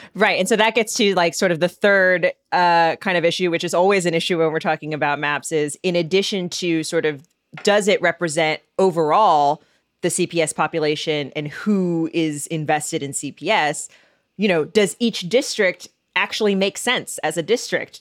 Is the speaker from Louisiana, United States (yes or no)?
no; Seattle, Washington, United States; now in Chicago, United States; my hometown team, the Seahawks